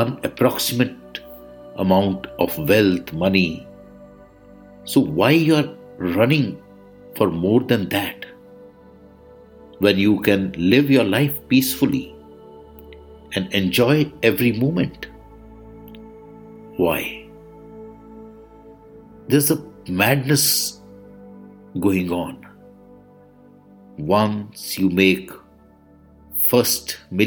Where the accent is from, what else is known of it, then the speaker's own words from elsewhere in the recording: India; I am the Indian monk